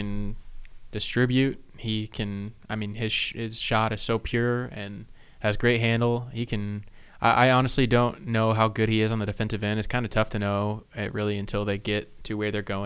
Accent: Springfield, Missouri, United States; I'm from Springfield

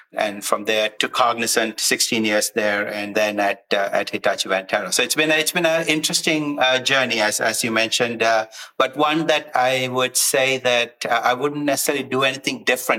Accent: Sri Lanka; moved away; I come from Sri Lanka, born in Sri Lanka, as you would say in the US, a military brat growing up. Bounced around quite a bit, but, you know, grew up playing a lot of sports

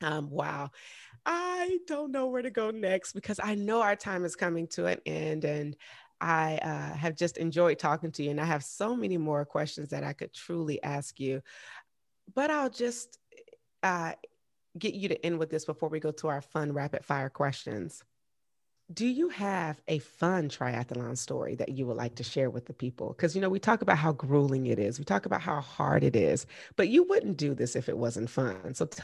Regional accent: the South, United States; Cause you know, I'm from the South.

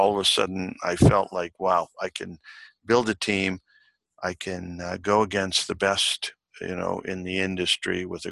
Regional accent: Toronto, Ontario, Canada; I was born in Toronto. Parents were Italian.

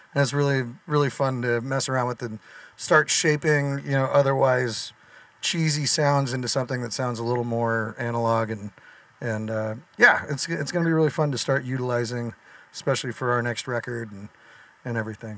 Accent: Southern California, United States; we're from Southern California.

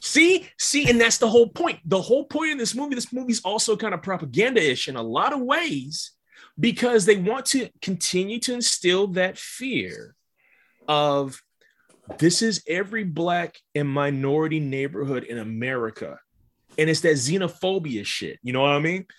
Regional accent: Midwest, United States; When I grew up in the Midwest, we had them too.

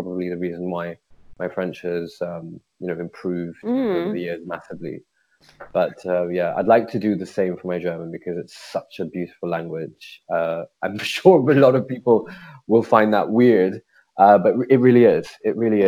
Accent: United Kingdom; also born or lived in India / Zurich / Paris / Amsterdam; born here in the UK. I've lived my whole life here in the UK

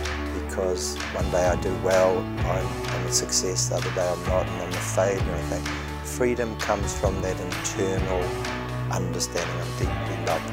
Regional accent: Dannevirke, Hawke's Bay, New Zealand; moved away as an adult; now in Christchurch, New Zealand; I was located geographically in a mihi, where do you come from geographically, from Tamaki Nui Aurua, Dannevirke, in southern Hawke's Bay. So Ngāti Kahununu territory, the mountain being the Ruahinis, the Awa, the river, the Manawatū. That was where I was born, and that's where I came to faith as well, 23-year-old.

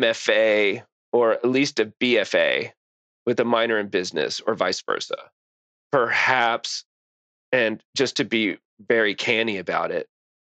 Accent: San Antonio, Texas, United States; also born or lived in New York; now in Austin, United States; short stay in San Antonio where I'm from, and then to Austin.

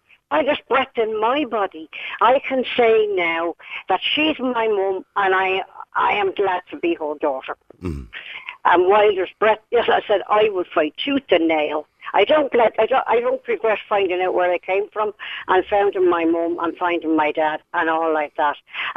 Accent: Castle Pollard, Westmeath, Ireland; born there; I was born in Manor House, Castle Pollard, County Westmeath.

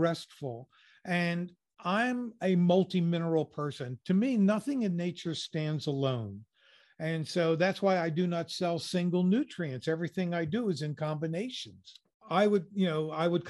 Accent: United States; I'm an American

